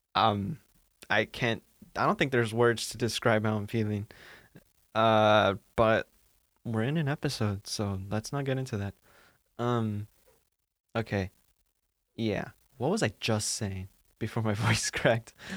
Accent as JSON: {"language": "English", "town": "Santa Ana", "region": "California", "country": "United States", "moved": "as an adult", "lives_now": "Maine, United States", "said": "I'm from Santa Ana in Orange County"}